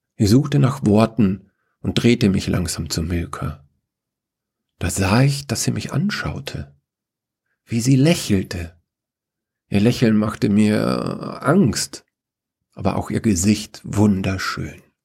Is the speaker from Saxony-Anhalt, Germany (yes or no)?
no; Upper Bavaria, Germany; nachdem ich in Oberbayern aufgewachsen bin